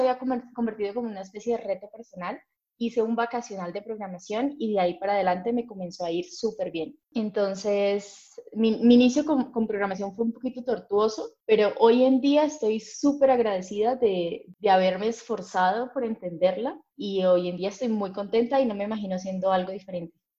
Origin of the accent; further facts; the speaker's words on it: Cúcuta, Norte de Santander, Colombia; yo soy de Cúcuta, Colombia